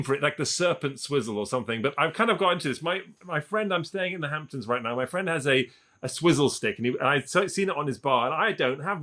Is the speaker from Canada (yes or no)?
no; England, United Kingdom; also born or lived in Paris; I grew up, as Tom did, in the UK, in England